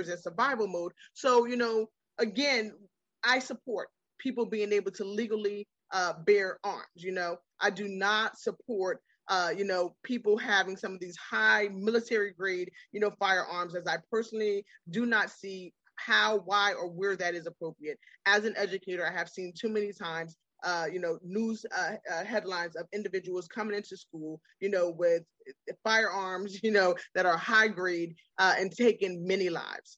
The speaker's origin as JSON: {"language": "English", "region": "New York", "country": "United States", "moved": "yes", "lives_now": "Virginia, United States", "said": "I'm from New York."}